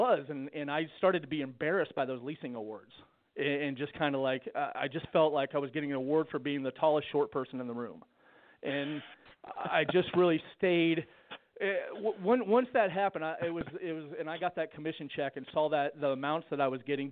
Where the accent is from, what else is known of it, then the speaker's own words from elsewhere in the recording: Ohio, United States; now in Georgetown, United States; originally I was born in Ohio